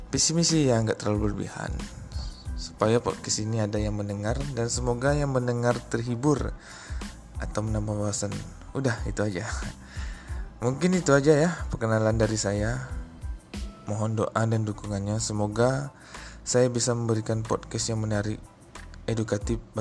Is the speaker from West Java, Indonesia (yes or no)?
no; Riau Islands, Indonesia; asal dari Kepri. Umur 30 tahun, pekerjaan sehari-hari bekerja di salah satu perusahaan BUMN di Kepri.